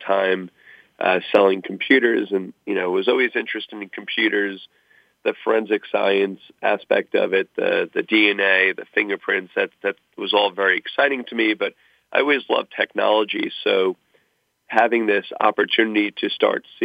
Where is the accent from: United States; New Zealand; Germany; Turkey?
United States; Long Island, New York; moved away as an adult; also born or lived in New Haven / California / West Virginia; my school was not too far away from where I grew up on Long Island.